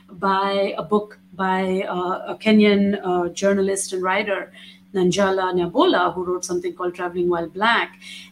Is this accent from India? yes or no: yes; India; But being Indian, being brown, and traveling in those Western European spaces is also has its challenges.